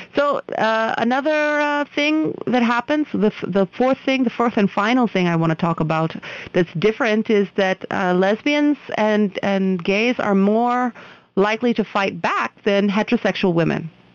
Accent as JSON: {"language": "English", "country": "United States", "moved": "yes", "lives_now": "India", "said": "I'm an American"}